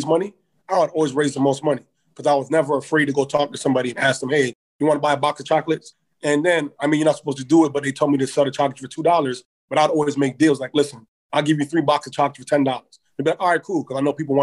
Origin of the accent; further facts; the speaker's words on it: Toronto, Ontario, Canada; I'm from Toronto, Ontario, but my parents are from Ghana. But I was born in Toronto, raised in Toronto's a city